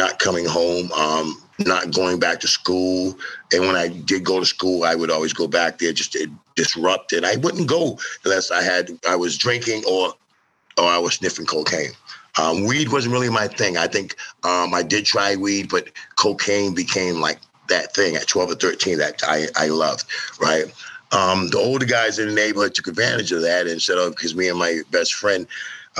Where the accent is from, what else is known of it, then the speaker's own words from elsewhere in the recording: Lowell, Massachusetts, United States; I'm from Lowell, Mass. I grew up in a family. It was seven of us in a four-bedroom apartment in the projects in Lowell